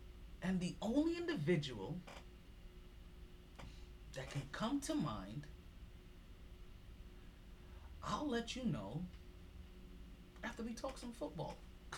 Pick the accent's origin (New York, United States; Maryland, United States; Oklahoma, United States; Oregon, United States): New York, United States; New York City; I'm a New Yorker all day through and through.